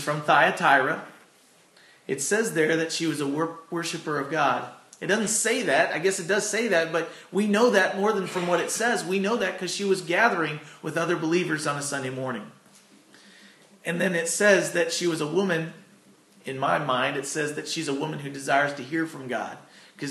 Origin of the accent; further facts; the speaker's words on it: Doe Run, Missouri, United States; also born or lived in Chicago, Illinois / Farmington, Missouri; now in Arcadia Valley, United States; I'm kind of a transplant. I consider being from here.